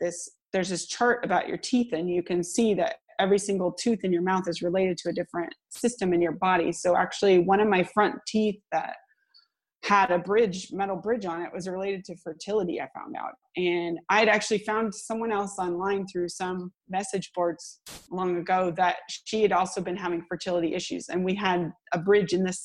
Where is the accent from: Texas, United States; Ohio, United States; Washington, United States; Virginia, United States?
Washington, United States; Seattle; moved away as an adult; now in Sweden; I'm from the Seattle area in the US